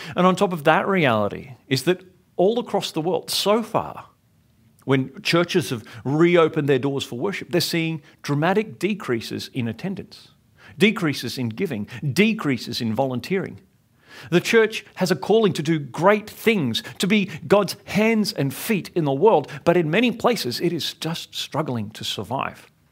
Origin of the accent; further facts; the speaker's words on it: Sydney, New South Wales, Australia; growing up in Sydney